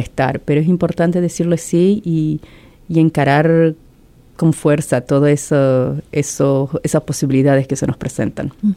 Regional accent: Argentina; moved away as an adult; also born or lived in Venice, Italy; now in Columbus, United States; soy originariamente de Argentina y llevo acá casi 20 años.

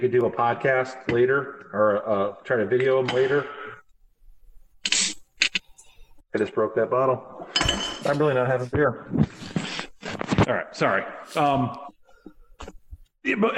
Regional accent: Florida, United States; moved away; also born or lived in New England / Chicago; I grew up down here in Florida

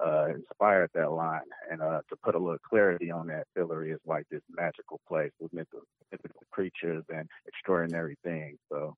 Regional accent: Milwaukee, Wisconsin, United States; I hail from Milwaukee.

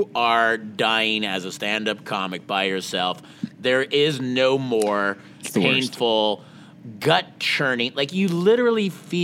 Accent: Montreal, Quebec, Canada; growing up in Montreal

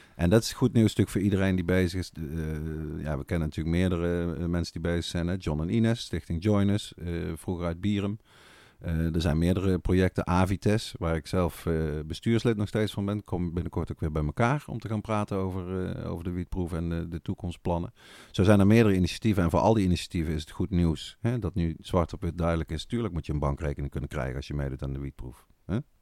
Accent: Netherlands; wij dan echt als Nederlanders

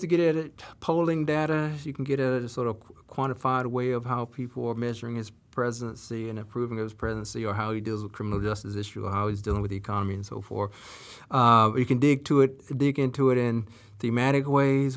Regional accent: Salisbury, North Carolina, United States; my hometown of Salisbury, North Carolina

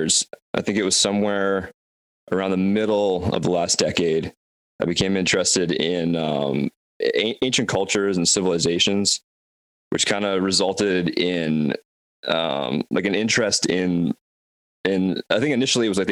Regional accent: Vancouver, British Columbia, Canada; I am from Vancouver, Canada

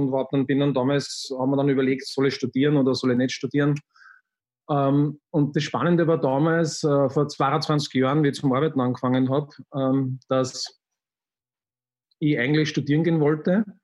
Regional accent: Linz, Upper Austria, Austria; ich bin am Stadtrand von Linz aufgewachsen. Ähm, das war recht, recht lässig, weil da sehr viel Grünes war.

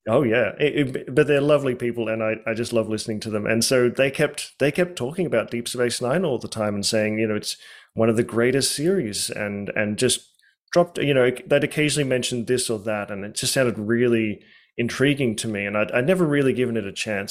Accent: Australia; now in United States; growing up in Australia

